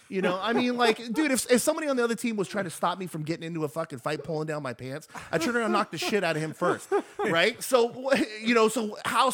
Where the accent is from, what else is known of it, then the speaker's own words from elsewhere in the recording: Los Angeles, California, United States; We're from LA, Americans.